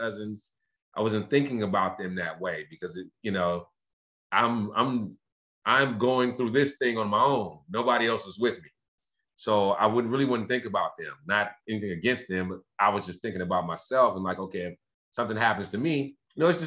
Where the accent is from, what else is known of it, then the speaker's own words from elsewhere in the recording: Los Angeles, California, United States; growing up in South Central